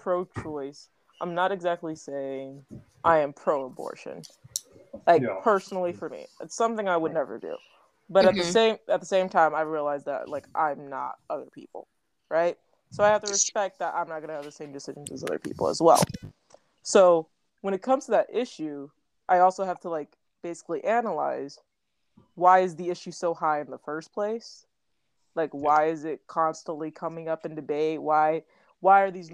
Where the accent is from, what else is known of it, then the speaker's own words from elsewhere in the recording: Texas, United States; I'm from Texas